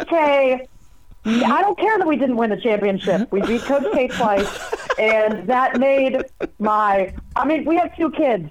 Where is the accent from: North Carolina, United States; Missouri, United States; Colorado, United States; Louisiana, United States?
North Carolina, United States; Raleigh; I'm from Raleigh, North Carolina. Those beaches were my playground, yep, growing up.